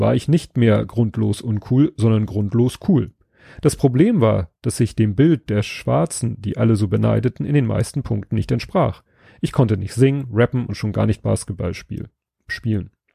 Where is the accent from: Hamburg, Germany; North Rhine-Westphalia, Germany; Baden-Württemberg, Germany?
Hamburg, Germany; ich bin in Stalzhoop aufgewachsen